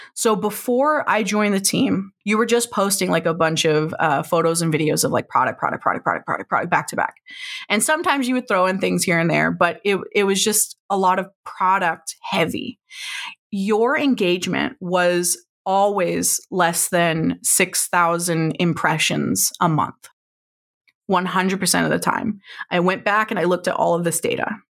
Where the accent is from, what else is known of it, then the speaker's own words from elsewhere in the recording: Oklahoma, United States; I grew up in Oklahoma